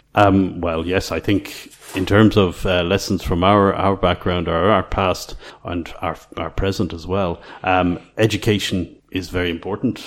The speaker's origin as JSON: {"language": "English", "country": "Ireland", "tie": "born or raised there", "moved": "as an adult", "lives_now": "Croatia", "said": "I grew up in Ireland in the late 80s"}